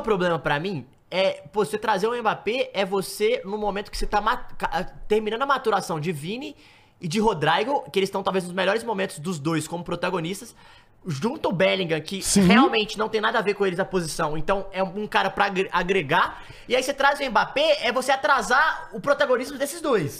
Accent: Brazil; a gente é brasileiro

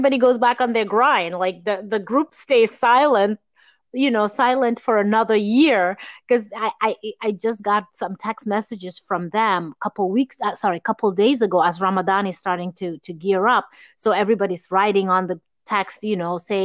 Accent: Gambia; moved away; growing up in Gambia

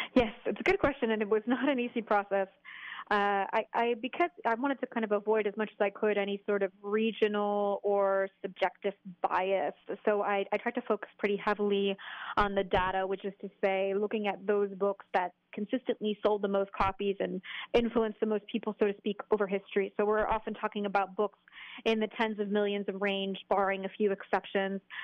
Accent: New England, United States; moved away as an adult; also born or lived in New York; now in Paris, France; I'm from New England originally

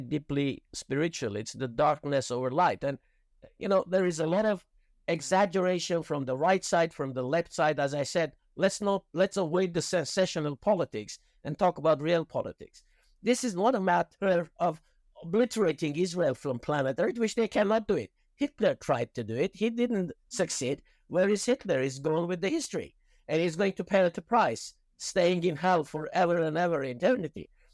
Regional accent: Iran; moved away; When I was growing up in Iran

